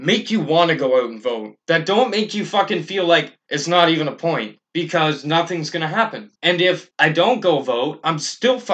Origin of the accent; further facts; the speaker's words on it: Canada; As a Canadian citizen